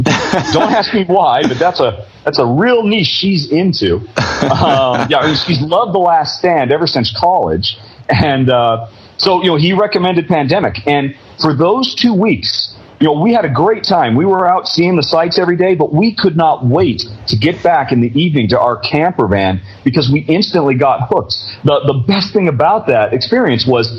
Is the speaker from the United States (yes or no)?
yes; United States; moved away as an adult; now in Europe; I'm an American, but I've lived in Europe for the last decade